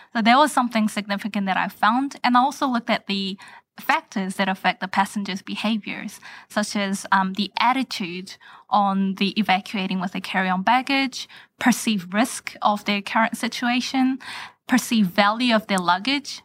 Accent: New Zealand; moved away as an adult; also born or lived in Korea; now in United States; I was born and raised in New Zealand

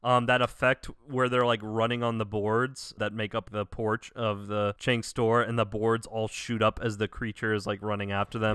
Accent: the South, United States; Growing up in the South

